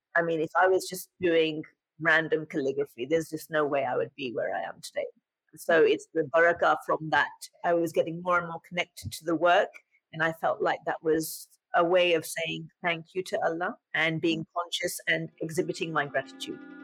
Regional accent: England, United Kingdom; moved away as an adult; also born or lived in London; now in United States; And in England at that time, there was such a movement towards the Muslim youth in England

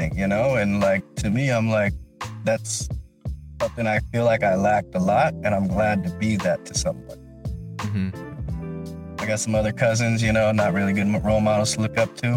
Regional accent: Philippines; I'm Filipino

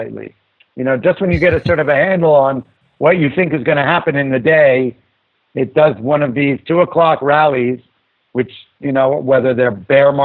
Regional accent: New York City, New York, United States; I grew up in New York City

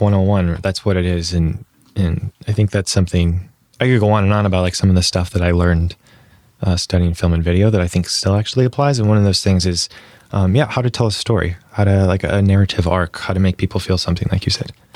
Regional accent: Bloomfield Hills, Michigan, United States; moved away as an adult; also born or lived in San Francisco; Um, there's called Bloomfield Hills.

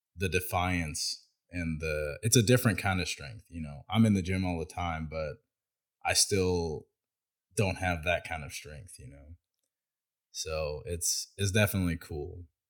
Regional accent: Bryan, Texas, United States; also born or lived in College Station, Texas; I was born at the St. Joe's in Bryan, Texas. So um, I grew up there

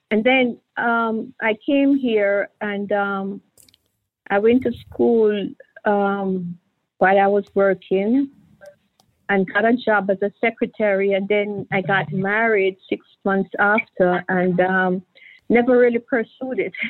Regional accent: Kingston, Jamaica; moved away as an adult; now in Miami, United States; I'm I'm Jamaican

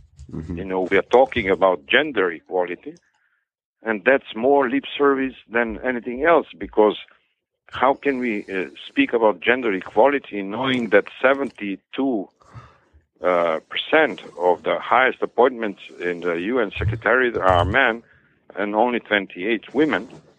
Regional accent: Skopje, North Macedonia; English is a second language; moved away; also born or lived in Istanbul / Munich / Paris; But as I said, growing up in Skopje, I did not spend my life there.

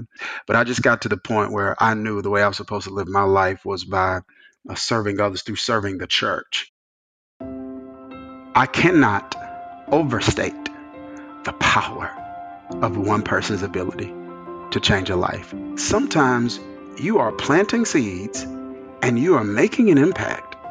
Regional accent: rural Mississippi, United States; moved away as an adult; also born or lived in New Jersey; I came from Mississippi, which was Bible Belt, small. My dad led a smaller church, bivocational. He's a bivocational pastor for the majority of my childhood

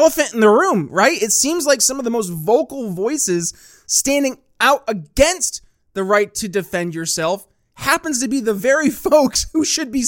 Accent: Northern New York State, United States; moved away; also born or lived in Philadelphia; I grew up in Northern New York State, not New York City

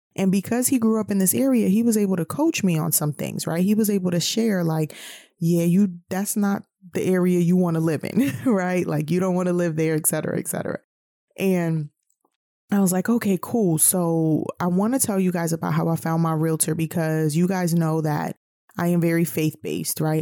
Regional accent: New York City, New York, United States; moved away as an adult; also born or lived in the South (US); I'm originally from New York City

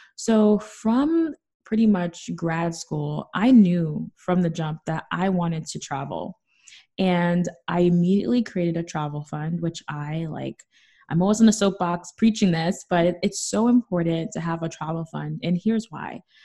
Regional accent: New York City, New York, United States; I'm from the Bronx.

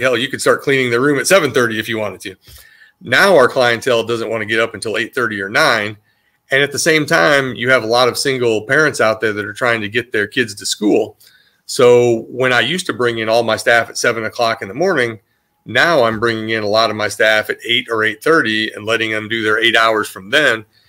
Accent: Iowa, United States; now in North Carolina, United States; I grew up in Iowa where there was a, a high education level and a strict work ethic

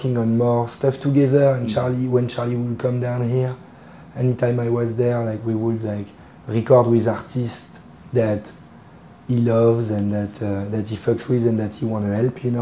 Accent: Paris, Île-de-France, France; English is a second language; I'm from Paris

